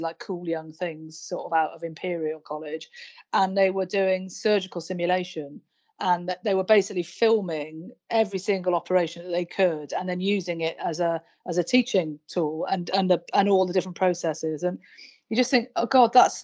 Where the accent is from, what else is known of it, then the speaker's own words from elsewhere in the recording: Wales, United Kingdom; I'm Welsh